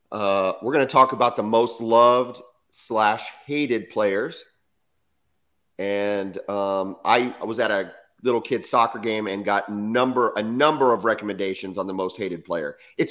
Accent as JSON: {"language": "English", "town": "San Antonio", "region": "Texas", "country": "United States", "tie": "born or raised there", "moved": "yes", "said": "I'm from San Antonio."}